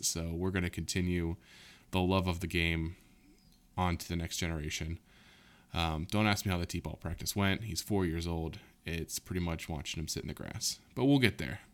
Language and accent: English; Southwest Ohio, United States; growing up in Southwest Ohio